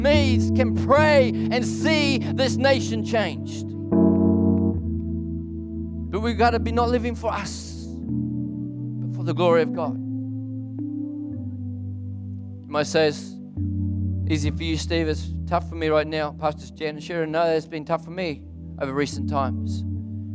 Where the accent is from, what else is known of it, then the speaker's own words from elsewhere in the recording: New Zealand; moved away as an adult; now in Melbourne, Australia; I live in Australia, lived there for 24 years, lived here for 20 years. I'm a Kiwi, Aussie, Quasi, except when the All Blacks, then I'm a Kiwi